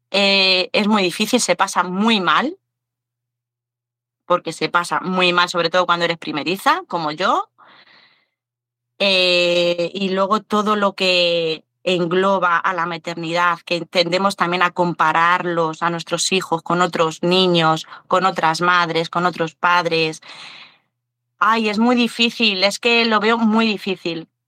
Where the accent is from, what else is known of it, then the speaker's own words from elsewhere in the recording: Aranda de Duero, Castile and León, Spain; No, no, no, nosotros somos de aquí, de España, somos de ahí, de un pueblo de Burgos, de Aranda de Duero.